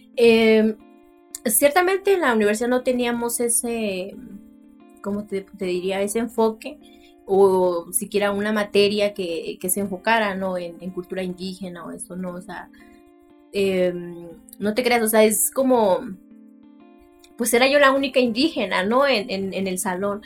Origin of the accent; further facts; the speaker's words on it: Tlaxiaco, Oaxaca, Mexico; first language Mixtec; Spanish is a second language; moved away as an adult; now in Sinaloa, Mexico; soy de Santa María soy Ua, eh, Tlajiaco.